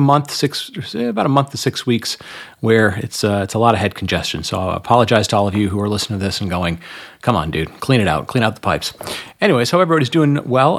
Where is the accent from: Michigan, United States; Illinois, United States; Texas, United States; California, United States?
Michigan, United States; moved away; also born or lived in North Carolina; maybe I'll move back to my home state of Michigan